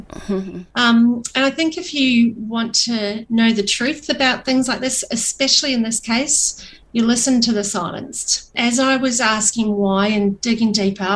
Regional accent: New Zealand; I'm a single mum and I'm a New Zealander.

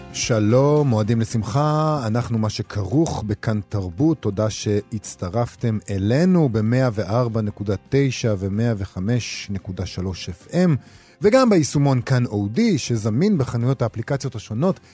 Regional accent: Rehovot, Central District, Israel; עיר הולדתי

